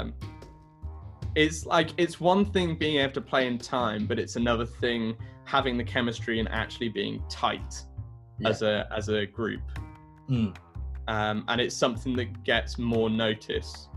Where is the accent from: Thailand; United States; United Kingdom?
United Kingdom; Brighton, South East England; I grew up in Brighton, South Coast, England.